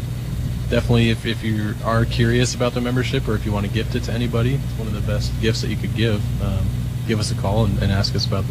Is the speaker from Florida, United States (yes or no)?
no; Iowa, United States; You know, we're from Iowa.